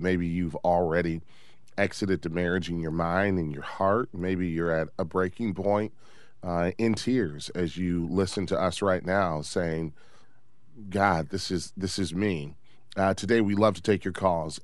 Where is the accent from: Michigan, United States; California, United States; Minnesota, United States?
Michigan, United States; Detroit; I grew up in Detroit, the Motor City